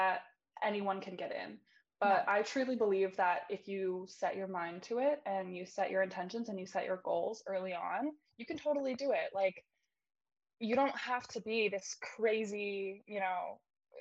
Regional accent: Philadelphia, Pennsylvania, United States; I'm from Philadelphia, Pennsylvania

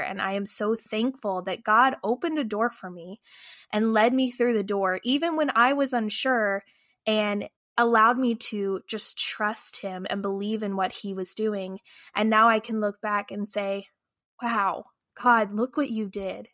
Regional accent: Lufkin, Texas, United States; now in St. Louis, United States; We live in St. Louis, Missouri, but I am actually originally from Lufkin, Texas.

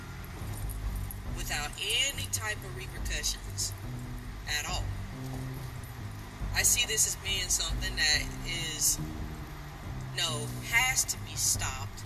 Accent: South Georgia, United States; accent: twang; I'm from South Georgia, and even though I can't hear my twang, as we like to call it, I am fully aware that it comes through when I'm talking.

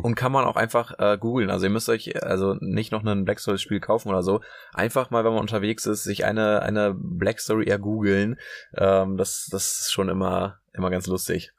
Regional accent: Münster, North Rhine-Westphalia, Germany; now in Hamburg, Germany; Ich komme aus Münster

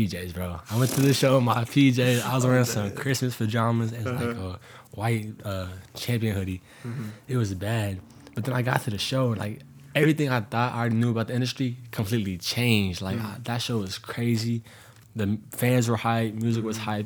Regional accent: Tampa, Florida, United States; moved away; I'm from Florida originally, and then I moved up here

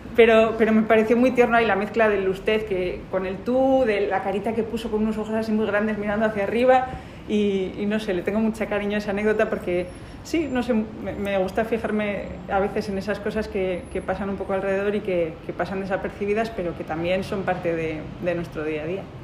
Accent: Bilbao, Basque Country, Spain; moved away as an adult; now in Madrid, Spain; yo soy de Bilbao y ejercí ahí casi mis primeros 10 años

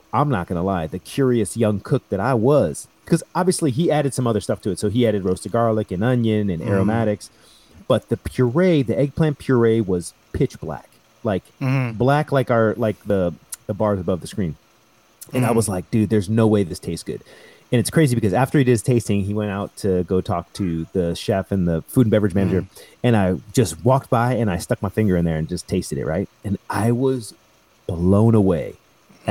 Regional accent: United States; I'm American, I love being American, I'm proud to be American

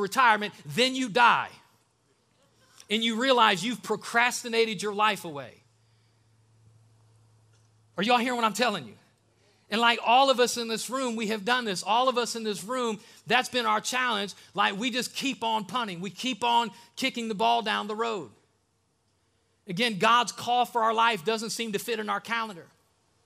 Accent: the North, United States; now in Alabama, United States; I'm from the North

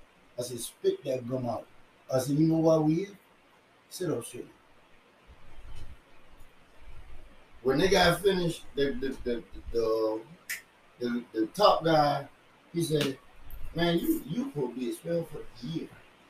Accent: India; So I'm from India, and I come in here.

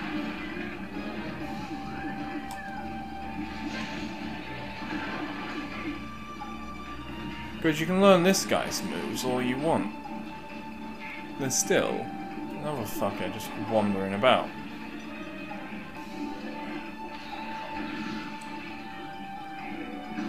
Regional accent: England, United Kingdom; I'm a Englishman.

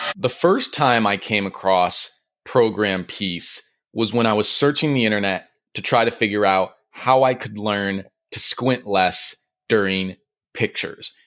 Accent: Michigan, United States; moved away as an adult; also born or lived in New York; now in California, United States; I grew up in Michigan

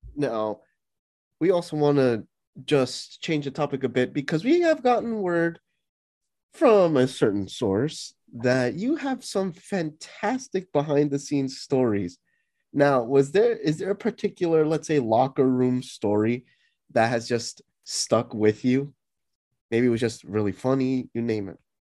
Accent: tri-state area, United States; we're American, right? We're yeah. from the tri-state area

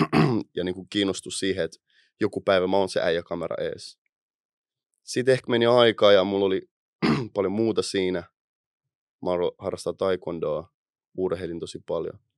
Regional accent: Helsinki, Uusimaa, Finland; Mistä Ää, Itä-Helsingissä. Itästä.

